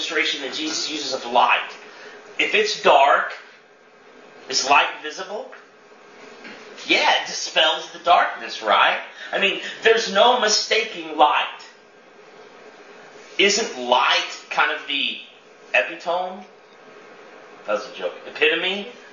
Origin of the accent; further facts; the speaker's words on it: Chester, Illinois, United States; my hometown, Chester, Illinois